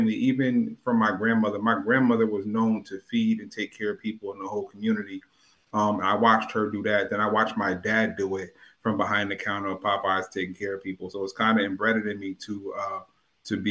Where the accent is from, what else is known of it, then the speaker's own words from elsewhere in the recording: New Haven, Connecticut, United States; also born or lived in Hartford, Connecticut / Hamden, Connecticut; I was born in Yale New Haven Hospital. I was born in Franklin Street